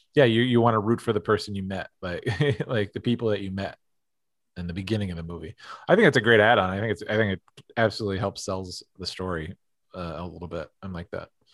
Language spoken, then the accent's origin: English; East Coast, United States; growing up on the East Coast